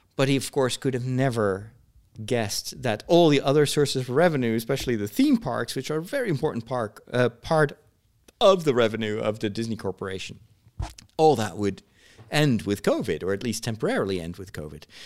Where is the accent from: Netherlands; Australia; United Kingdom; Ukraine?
Netherlands; I was a bit of a, an alien there because I came from the Netherlands